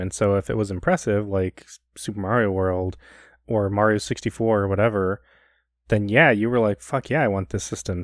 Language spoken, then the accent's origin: English; Chicago, Illinois, United States; growing up in Chicago